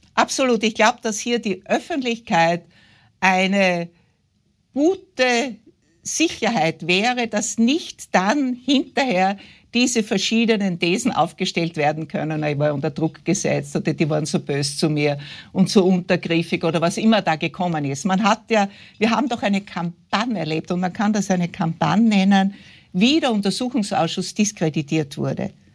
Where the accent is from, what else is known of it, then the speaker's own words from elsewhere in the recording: West Styria, Austria; ich bin in der Weststeiermark aufgewachsen, wie Sie gesagt haben, auf einem Bauernhof.